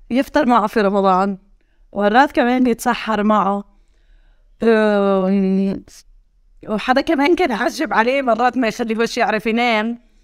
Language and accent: Arabic; Hebron, Hebron Governorate, Palestine; accent: Hebronite; also born or lived in Jerusalem / Italy; ولدت في الخليل سنة 1982